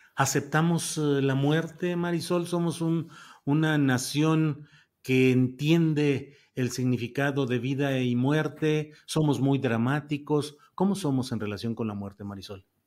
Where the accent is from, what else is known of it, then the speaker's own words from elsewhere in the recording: Mexico; la manera como los mexicanos celebramos